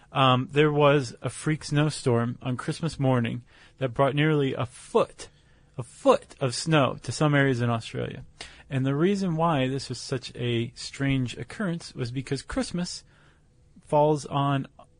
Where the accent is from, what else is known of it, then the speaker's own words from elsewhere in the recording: Toledo, Ohio, United States; now in Atlanta, United States; as a kid growing up in Toledo.